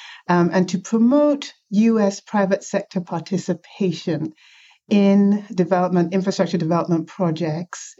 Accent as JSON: {"language": "English", "country": "Nigeria", "tie": "born or raised there", "moved": "yes", "lives_now": "United States", "said": "I was born in Nigeria"}